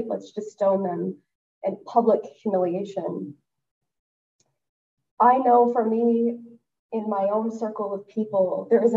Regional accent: West Texas, United States; I am from West Texas

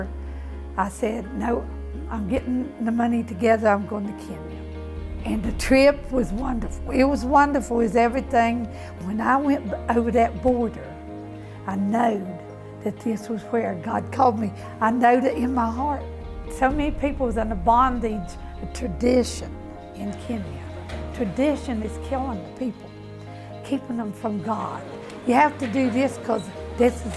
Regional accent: West Virginia, United States; moved away; I'm from West Virginia. Okay, West Virginia is country people all together and a community. You're born there.

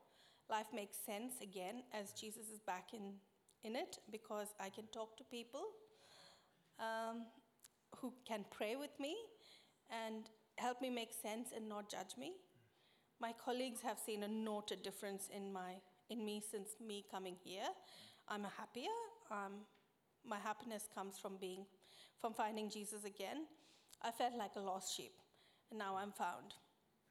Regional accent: India; moved away as an adult; now in Australia; I was born in India, the third of four siblings

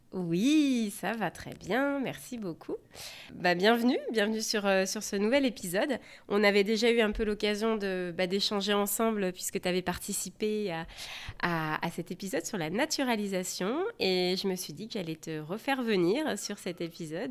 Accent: France; now in Seattle, United States; je suis française et je vous parle depuis Seattle.

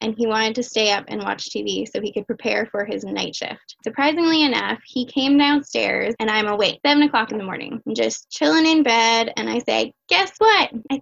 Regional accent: Windsor, Ontario, Canada; I'm 31 years old. I was born and raised in Windsor, Essex County

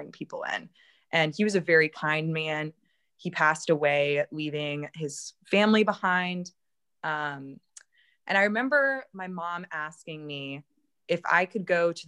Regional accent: Baton Rouge, Louisiana, United States; my hometown

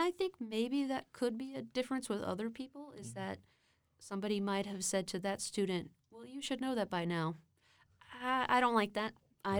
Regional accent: Austin, Texas, United States; also born or lived in Brownsville, Texas; being born and sort of raised until I was four in Brownsville, and then moving to Austin

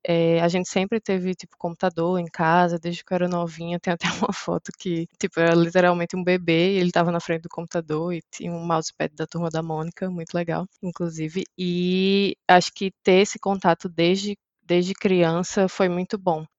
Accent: Maceió, Alagoas, Brazil; moved away as an adult; now in Graz, Austria; Eu sou de Maceió, Alagoas

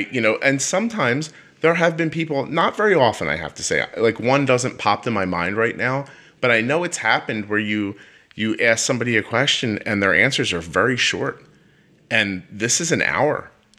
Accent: Northeast, United States; because I am chatty and we are from the Northeast, Kelly. I start talking, I get faster as I'm speaking.

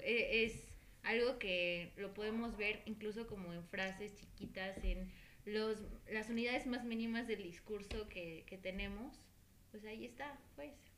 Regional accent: Mexico; como sociedad mexicana, como país mexicano en el que vivimos

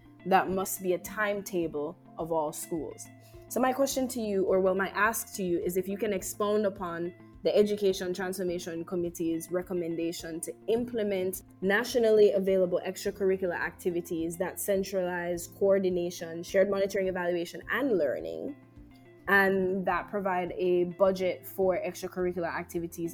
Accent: Jamaica; Jamaica's greatest resource, which is our people

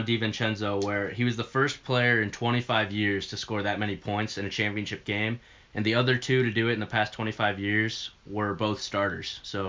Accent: Kansas, United States; born there; Yeah, I was born in Kansas, big-time Kansas fan. I've always rocked with them.

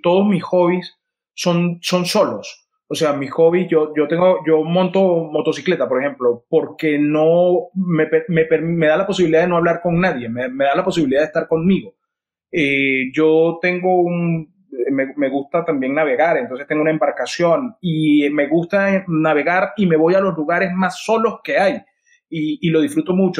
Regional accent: Venezuela; yo crecí viendo esto, mm, eh, nací en esto

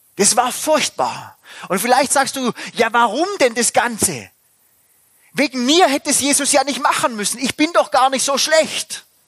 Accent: Germany; bei uns in Deutschland

